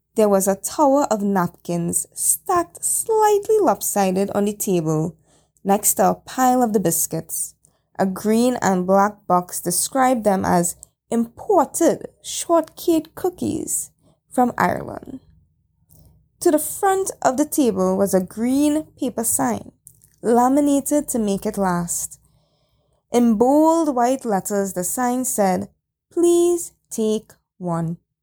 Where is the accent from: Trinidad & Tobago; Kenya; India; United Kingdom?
Trinidad & Tobago; Chaguanas; my hometown Shogunas